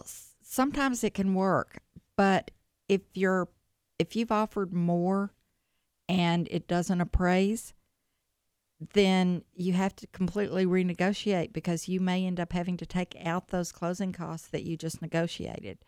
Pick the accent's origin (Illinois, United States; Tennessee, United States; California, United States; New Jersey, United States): Tennessee, United States; Jackson; moved away as an adult; now in Memphis, United States; I'm originally from Jackson, Tennessee